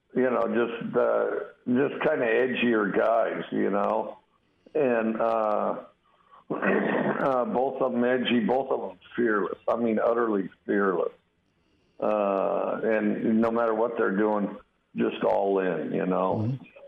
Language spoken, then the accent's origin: English; Wyoming, United States; moved away